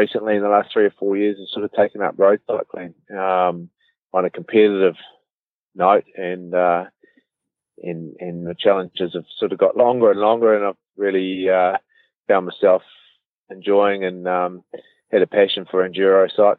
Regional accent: Auckland, New Zealand; also born or lived in Cambridge, Waikato; I grew up in Auckland, pretty normal sort of upbringing

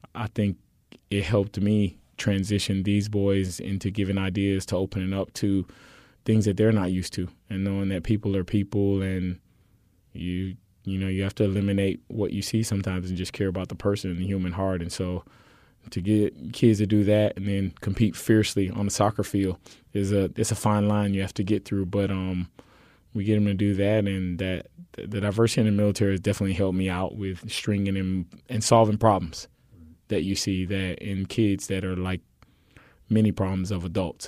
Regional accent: Miami, Florida, United States; moved away as an adult; now in Houston, United States; I came to Houston from Miami, Florida, on a track and field scholarship, and so you know I played soccer as an early child, and then when I got to high school in Miami

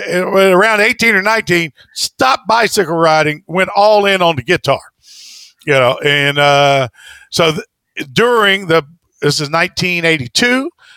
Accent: the South, United States; I'm from the South. I'm from small town. There's, we lost the Civil War.

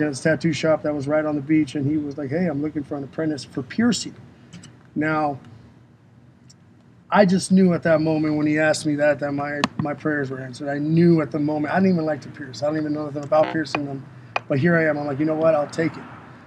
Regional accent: San Diego, California, United States; also born or lived in National City, California; I was born and raised in San Diego, California

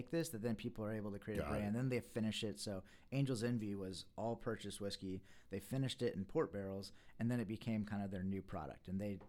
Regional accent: Fredericksburg, United States; Yeah, well, I'm from Fredericksburg, so there's not a lot of great wine

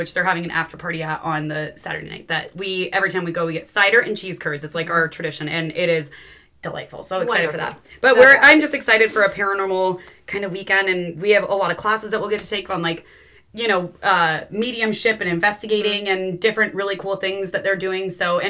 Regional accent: the South, United States; accent: southern; We make an accent or we're just going to do my southern accent.

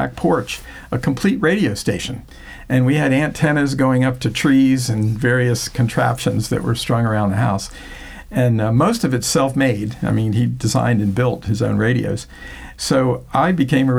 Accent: Florida, United States; born or raised there; also born or lived in Newark, New Jersey

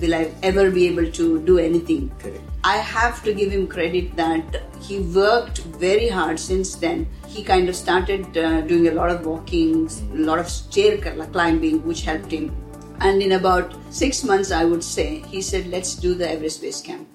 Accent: India; moved away as an adult; also born or lived in United Kingdom; now in Dubai, United Arab Emirates; I'm born and brought up in India and now in Dubai.

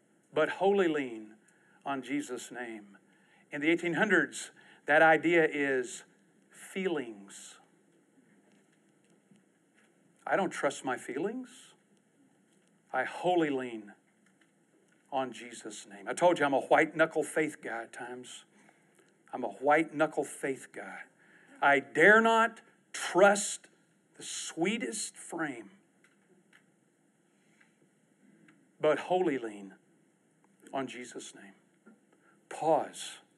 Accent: East Texas, United States; I'm from East Texas

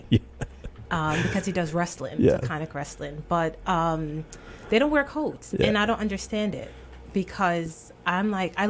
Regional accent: New York City, New York, United States; also born or lived in Kingston, Jamaica; I was born in Kingston, Jamaica. My family immigrated to the United States when I was 2. So that was my mom, my dad, my brother, and myself. And we settled in the Bronx.

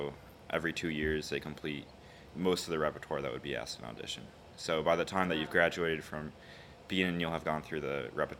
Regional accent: Glencoe, Illinois, United States; I'm from Glencoe, Illinois, which is about 20 minutes away from here

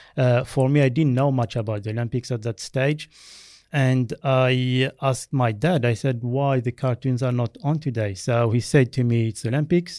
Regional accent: Algeria; first language Berber; English is a second language; also born or lived in France; now in Australia; I was born in Algeria in a tiny village of uh, about 800 uh, people. Mm. And um, when I was two, we moved to France. So my primary schooling uh, was done in France.

